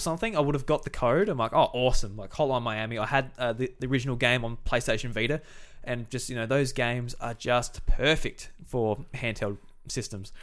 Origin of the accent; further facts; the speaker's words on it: Australia; being Australian